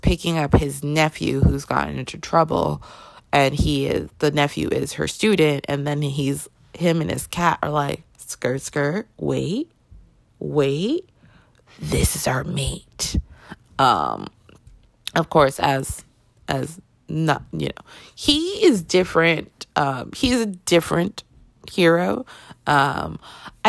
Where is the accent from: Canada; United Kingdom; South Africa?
Canada; I grew up in Canada